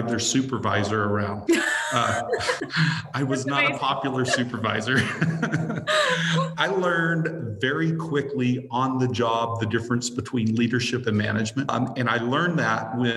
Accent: Little Rock, Arkansas, United States; moved away as an adult; also born or lived in New Orleans / Memphis; I grew up here in Arkansas. I grew up in Central Arkansas

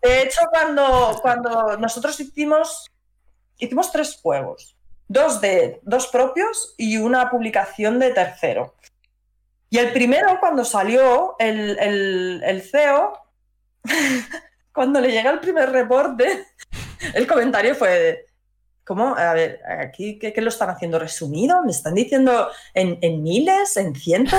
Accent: Madrid, Community of Madrid, Spain; yo soy de Madrid

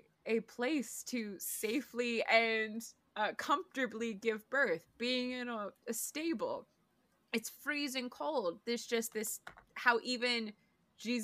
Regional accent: Maryland, United States; I'm from Maryland, so it's, like, Old Bay

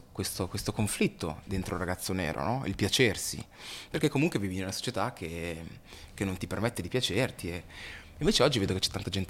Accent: Busto Arsizio, Lombardy, Italy; Io sono nato in Italia e non sono cittadino

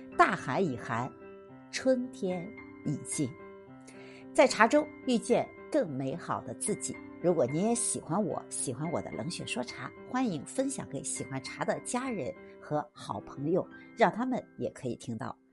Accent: Jinan, Shandong, China; 我们 真的没有冷过这个程度的济南人

